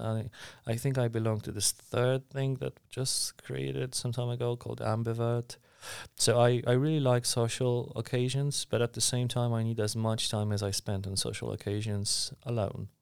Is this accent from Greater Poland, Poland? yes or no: no; Warsaw, Masovian Voivodeship, Poland; I was born and raised in Warsaw